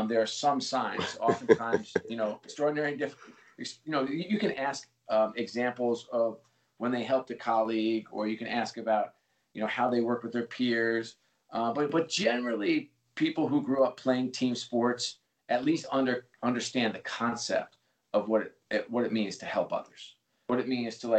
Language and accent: English; New York, United States; I grew up in New York